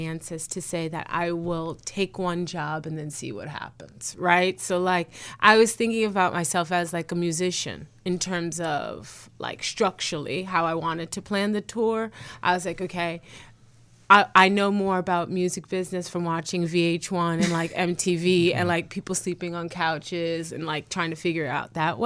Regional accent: New York, United States; moved away as an adult; now in Chicago, United States; I'm from New York

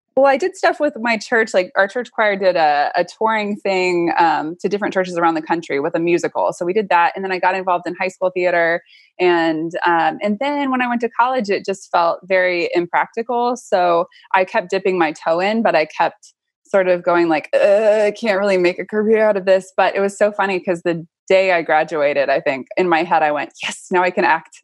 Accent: Austin, Texas, United States; I grew up in Austin

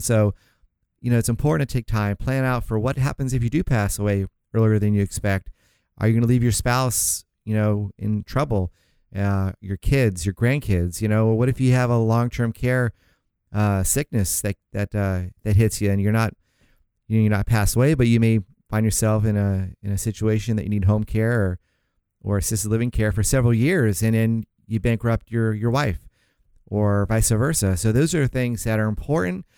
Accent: St. Augustine, Florida, United States; moved away; I was raised in Saint Augustine, Florida is the city out there near, uh, Jacksonville, small

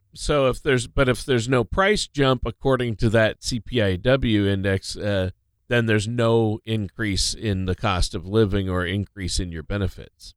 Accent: Minnesota, United States; moved away; Minnesota, my home state

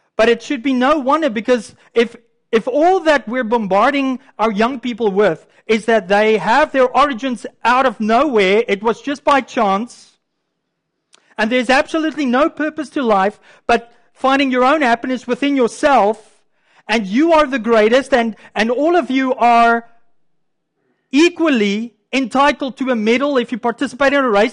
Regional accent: Canada; I'm a Canadian too. This is our, our culture here in Canada

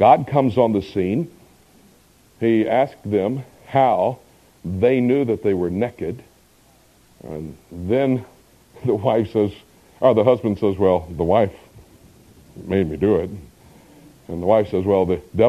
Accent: Miami, Florida, United States; moved away as an adult; also born or lived in Del Rio, Texas; I was born and raised in Miami, Florida.

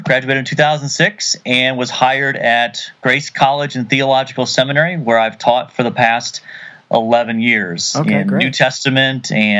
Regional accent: Ohio, United States; I grew up in Ohio.

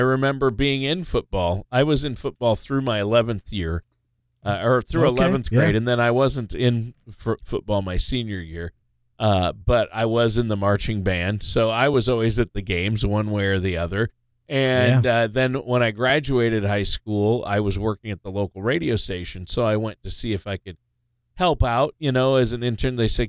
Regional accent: Minnesota, United States; we're both originally from Minnesota

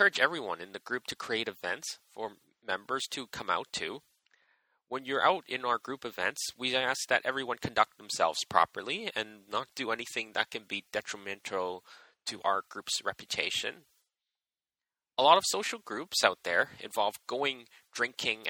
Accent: Edmonton, Alberta, Canada; now in Vancouver, Canada; I grew up in Edmonton and moved around a bit before moving to Vancouver in 2007

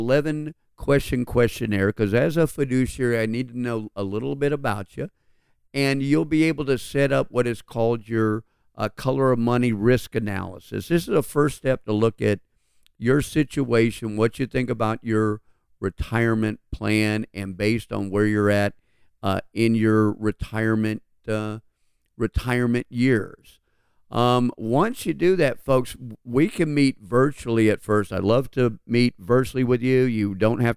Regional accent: Atlanta, Georgia, United States; We grew up right here in Atlanta

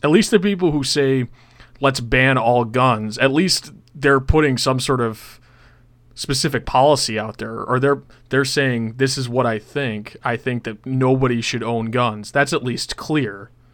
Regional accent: Buffalo, New York, United States; I'm from Buffalo, New York

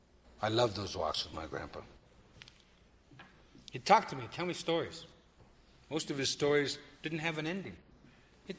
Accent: Yellow Thunder Village, Black Hills, South Dakota, United States; I am an ally from Yellow Thunder Village in the sacred Black Hills

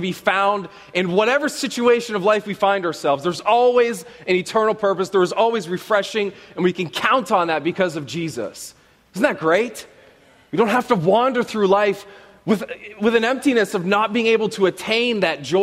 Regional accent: Canada; I am Canadian

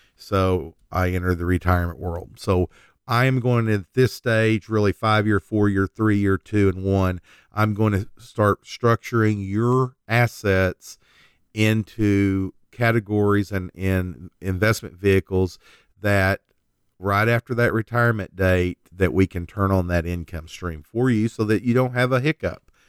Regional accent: Oklahoma, United States; we're from Oklahoma.

